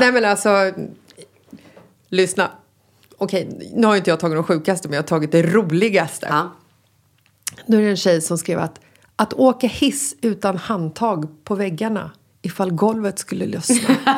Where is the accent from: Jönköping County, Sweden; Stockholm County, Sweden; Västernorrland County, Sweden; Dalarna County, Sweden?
Stockholm County, Sweden; Stockholm; När jag var liten så växte jag upp i Bagarmossen